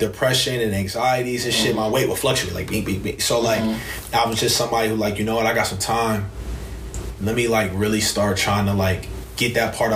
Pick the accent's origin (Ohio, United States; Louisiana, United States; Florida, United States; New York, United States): Ohio, United States; Elyria; moved away as an adult; I come from Elyria.